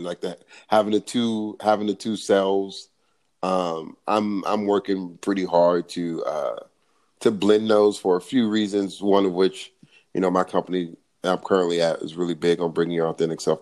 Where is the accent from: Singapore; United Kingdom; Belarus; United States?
United States; Los Angeles, California; I grew up in South LA, with a single mom